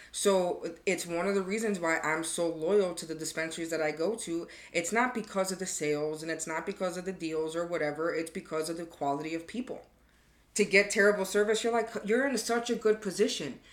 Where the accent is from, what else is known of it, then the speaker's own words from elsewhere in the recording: Chicago, Illinois, United States; moved away as an adult; I'm from Chicago